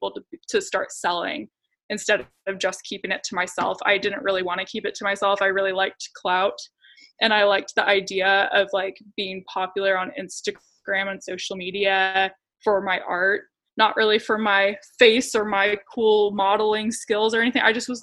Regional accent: Clovis, United States; I grew up in Clovis

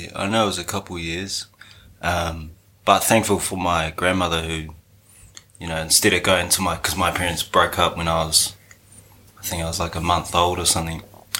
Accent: Lower Hutt, Wellington, New Zealand; I grew up in Lower Hutt in Wellington. There's a little house on Leighton Ave in Woburn, down by the train station there.

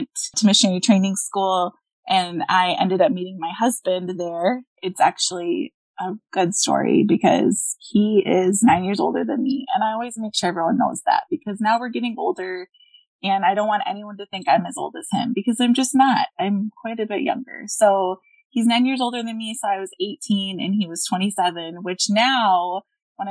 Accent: Minnesota, United States; I'm from Minnesota

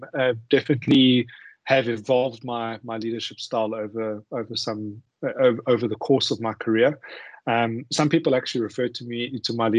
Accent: Johannesburg, Gauteng, South Africa; moved away as an adult; also born or lived in Singapore / Malaysia; now in Australia; Originally from Johannesburg in South Africa

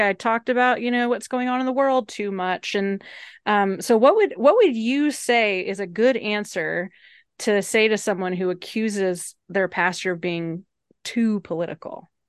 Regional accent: Evanston, Illinois, United States; moved away; also born or lived in Oak Park, Illinois / Atlanta, Georgia; I grew up in Evanston

